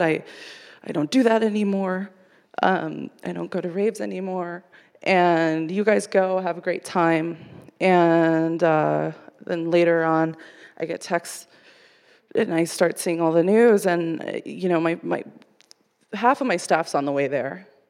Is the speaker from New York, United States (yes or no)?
no; Coachella Valley, California, United States; moved away; I grew up in the Coachella Valley